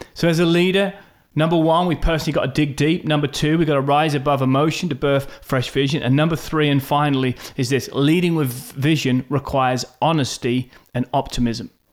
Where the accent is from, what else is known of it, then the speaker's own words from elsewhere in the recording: Norwich, East of England, United Kingdom; moved away as an adult; also born or lived in Australia / South Africa / United States; now in Norwich, United Kingdom; I was born in Norwich, England